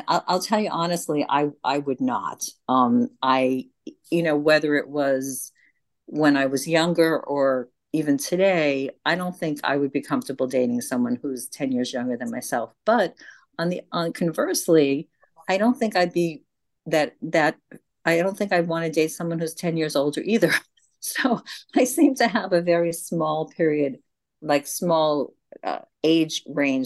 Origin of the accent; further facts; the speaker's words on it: Long Island, New York, United States; moved away as an adult; also born or lived in rural Connecticut; now in Connecticut, United States; I grew up in Long Island, which is like a big subdivision outside of New York City